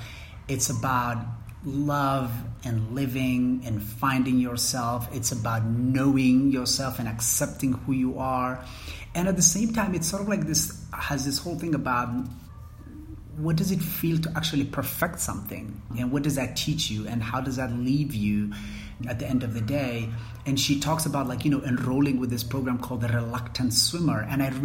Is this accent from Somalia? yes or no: yes; Mogadishu, Banaadir, Somalia; how is it that I grew up in Mogadishu and I still don't know how to swim?